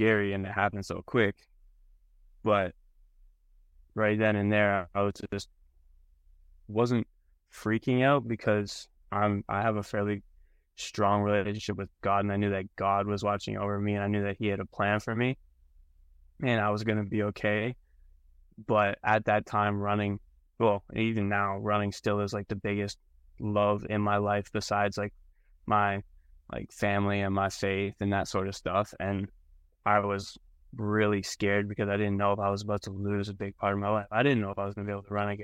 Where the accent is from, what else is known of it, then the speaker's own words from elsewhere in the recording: Canada; moved away as an adult; now in Arkansas, United States; I am from Canada